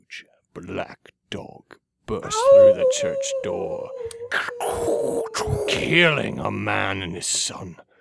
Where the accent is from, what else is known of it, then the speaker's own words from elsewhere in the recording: near where Twin Peaks takes place, Pacific Northwest, United States; I grew up in Bigfoot territory, so that was definitely a thing where I'm from.